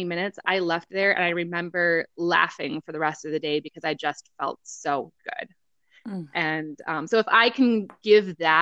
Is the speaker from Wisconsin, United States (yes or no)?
yes; Rice Lake, Wisconsin, United States; my hometown in Rice Lake